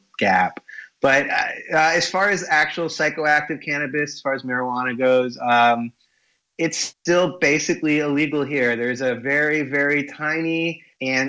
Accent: Connecticut, United States; where I was born in Connecticut

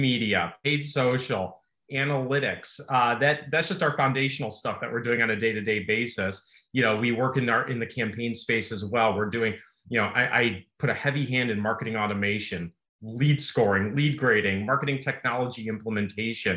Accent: Chicago, Illinois, United States; born and bred in Chicago

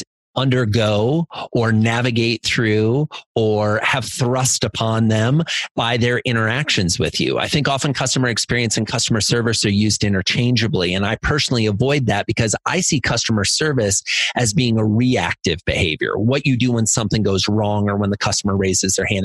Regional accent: Iowa, United States; I grew up in Iowa in a little farming community

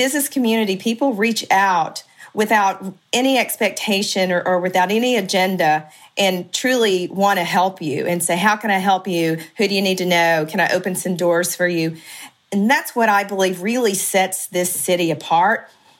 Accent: East Texas, United States; moved away as an adult; now in Dallas, United States; I'm from East Texas, not from Dallas proper. I've been here around 25 years.

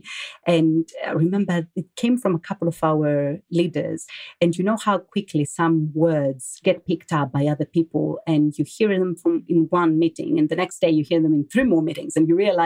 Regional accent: Greece; moved away as an adult; also born or lived in London / France / Athens; now in Germany; I grew up in Greece. I then moved to London with some time also being spent in France. And now I'm in Germany

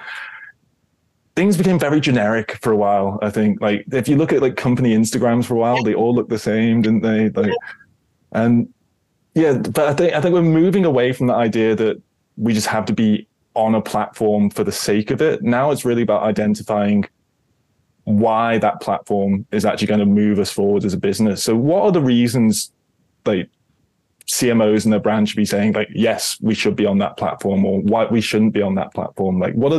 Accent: United Kingdom; I'm British.

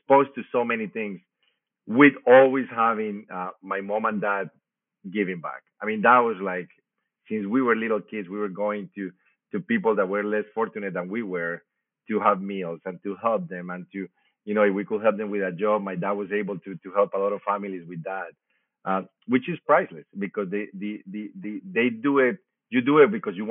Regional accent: Colombia; now in Indianapolis, United States; I grew up in Colombia, as you say. I was born in a small town.

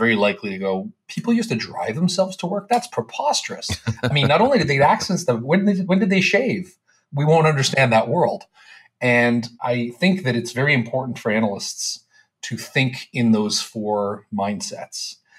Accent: Canada; I'm a Canadian

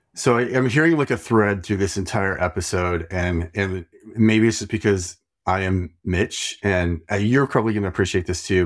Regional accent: Idaho, United States; I am also from Idaho, and apparently Roya lived like two hours from me.

